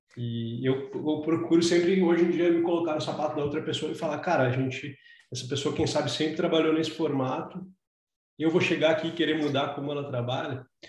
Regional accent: Brazil; moved away; a gente veio do Brasil

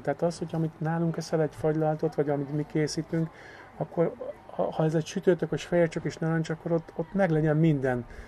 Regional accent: Győr, Győr-Moson-Sopron, Hungary; itt nőttem fel, itt töltöttem a gyerekkorom javát

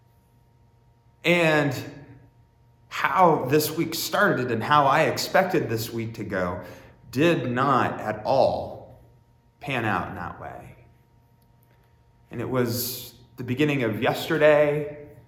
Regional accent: Warren, Pennsylvania, United States; I grew up in Warren, Pennsylvania

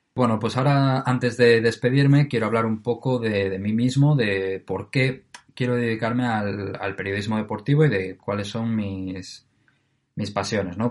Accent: Oviedo, Asturias, Spain; de Oviedo, eh, que es de donde yo soy

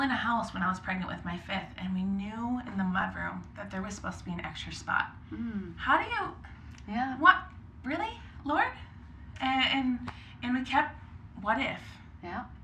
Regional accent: Cambridge, Minnesota, United States; I grew up up north, an hour from Minneapolis, Cambridge, Minnesota. Okay. Yeah, I went to North Central University. Mm-hmm. I am a licensed minister, so yeah.

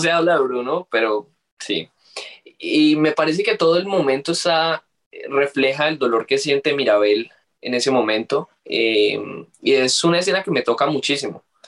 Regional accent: Colombia; yo siendo colombiano

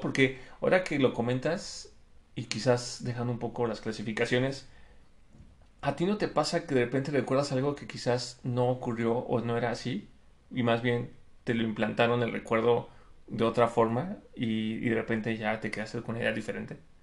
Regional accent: Mexico; los tailandeses se parecen mucho a los mexicanos

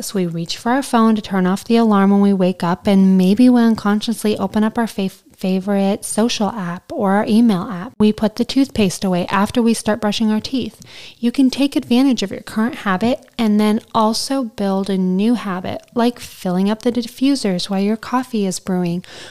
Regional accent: Southern Alberta, Canada; I'm from Southern Alberta, where this show was filmed, and it just felt like home

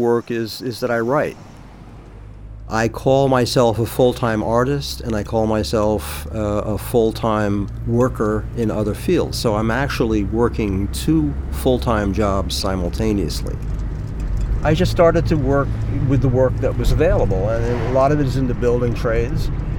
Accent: Long Island, New York, United States; I am 70 years old. I'm an artist. I grew up on Long Island. I've lived in Sag Harbor for 28 years, and I love it here.

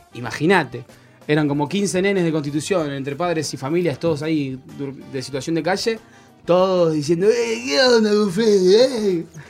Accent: Monte Grande, Buenos Aires Province, Argentina; El secundario lo hice acá en Monte Grande, en el colegio Alviar.

